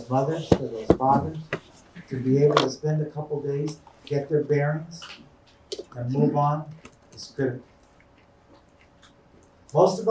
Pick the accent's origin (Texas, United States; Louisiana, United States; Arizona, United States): Arizona, United States; Tucson; When I was a little kid, I grew up in Armory Park